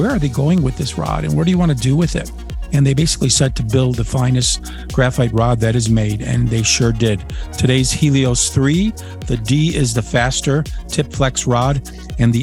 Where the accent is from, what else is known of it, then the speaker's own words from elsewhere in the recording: Niagara Frontier, New York, United States; I was a little boy growing up in the Niagara Frontier